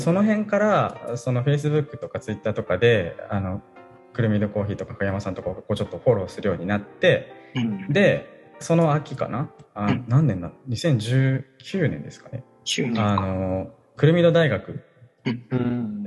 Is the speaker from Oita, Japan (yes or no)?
no; Kanagawa, Japan; moved away as an adult; also born or lived in Sendai, Japan; now in Hoboken, United States; 元々の出身は神奈川